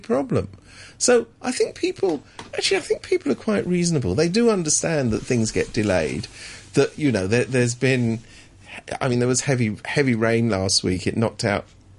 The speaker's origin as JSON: {"language": "English", "region": "London", "country": "United Kingdom", "moved": "yes", "lives_now": "Hong Kong", "said": "I come from London and I've spent a lifetime travelling on the tube"}